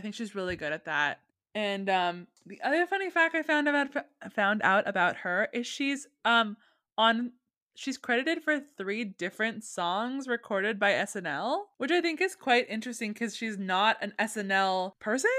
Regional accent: California, United States; I grew up in California

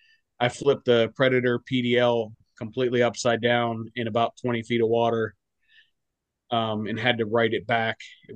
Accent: Vanderbilt, Pennsylvania, United States; in Vanderbilt, Pennsylvania.

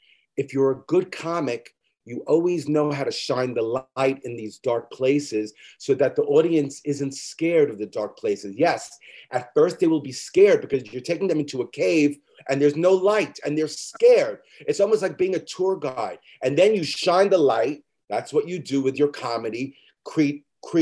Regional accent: New York City, New York, United States; I'm from Midwood. I still live in Midwood

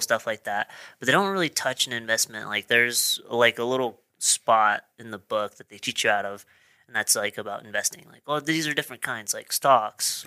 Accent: Marsh Valley, Idaho, United States; also born or lived in Pocatello, Idaho; I was born in Pocatello, but I, I currently live in Pocatello, but I grew up in Marsh Valley

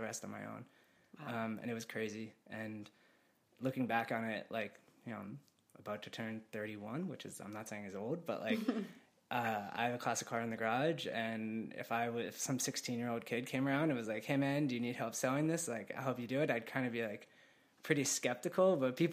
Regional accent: Basking Ridge, New Jersey, United States; now in Connecticut, United States; my wife and I are actually both from the same town in New Jersey. We grew up together and went to high school together

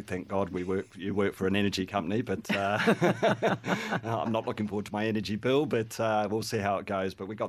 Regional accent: New Zealand; And I am a Kiwi, so we've got a lit-up Kiwi in the backyard as well.

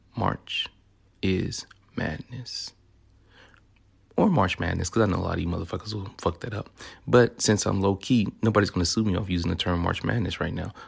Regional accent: Memphis, Tennessee, United States; accent: southern; also born or lived in Louisiana; now in Sacramento, United States; I'm originally from Memphis, Tennessee

